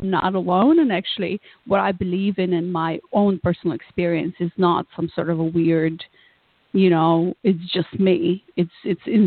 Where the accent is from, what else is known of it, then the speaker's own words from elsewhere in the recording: Moldova; moved away; also born or lived in United States; I was born in Moldova, which probably most of your listeners have never heard about, and I'm usually the first person from my country that people meet